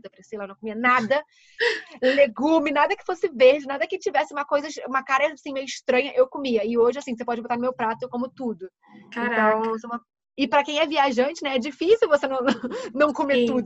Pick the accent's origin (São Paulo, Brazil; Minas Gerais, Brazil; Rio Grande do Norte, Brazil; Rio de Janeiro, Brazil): Rio de Janeiro, Brazil; tô aqui no Rio, eu sou do Rio.